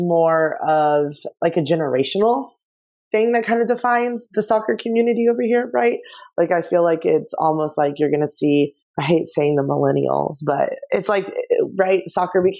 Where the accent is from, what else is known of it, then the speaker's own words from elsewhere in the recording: Dallas, Texas, United States; I'm from Dallas